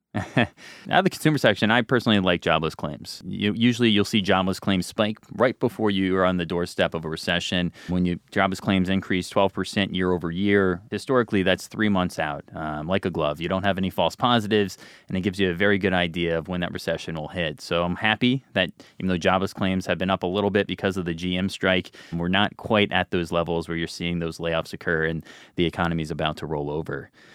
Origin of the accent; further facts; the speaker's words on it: New Jersey, United States; I'm from New Jersey.